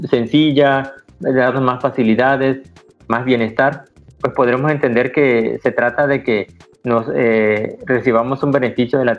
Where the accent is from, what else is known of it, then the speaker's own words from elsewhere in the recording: Mexico; ese libro representa un logro muy importante para nosotros como investigadores mexicanos que tuvimos la oportunidad de coordinar este trabajo